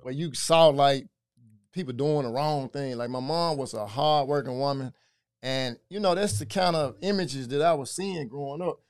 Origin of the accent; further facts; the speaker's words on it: Memphis, Tennessee, United States; also born or lived in Frayser, Memphis; so I'm from White Haven